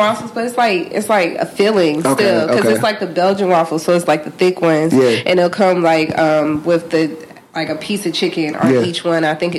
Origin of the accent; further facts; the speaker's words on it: California, United States; now in Atlanta, United States; I'm from California, so I want to eat something that reminds me of home. And what I grew up eating was tacos from just about everywhere. And, like, pastrami sandwiches from this place called Keys, like, in the town that I grew up in.